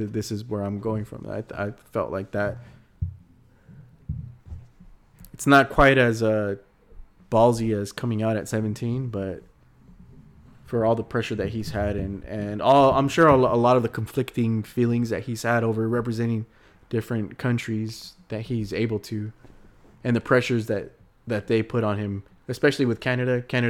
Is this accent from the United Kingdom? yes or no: yes; England, United Kingdom; You know, I've always heard mariachis when I was growing up in England.